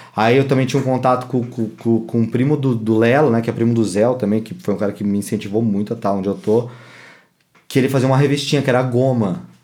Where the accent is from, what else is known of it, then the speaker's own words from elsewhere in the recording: São Paulo, Brazil; eu nunca saí de São Paulo